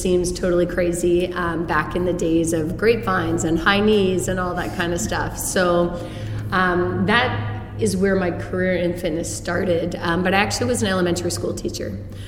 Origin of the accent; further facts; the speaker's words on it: Hamilton, Ontario, Canada; also born or lived in St. Catharines; now in Toronto, Canada; I grew up in Hamilton. I went to university in Toronto and in St. Catharines.